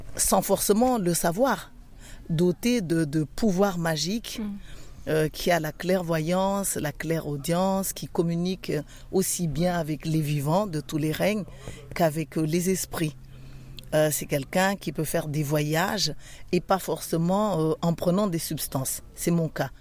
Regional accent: Madagascar; Je suis originaire de Madagascar

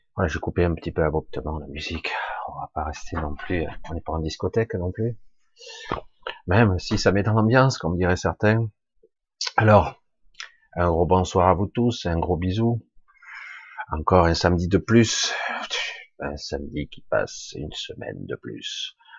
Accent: France; je suis français

